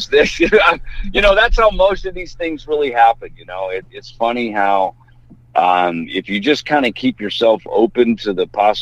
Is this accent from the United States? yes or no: yes; Midwest, United States; moved away as an adult; also born or lived in California; now in Arizona, United States; I grew up in the Midwest